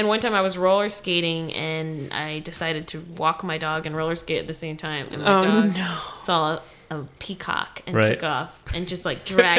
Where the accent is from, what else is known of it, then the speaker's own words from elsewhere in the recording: Miami, Florida, United States; So I grew up in Miami, Florida.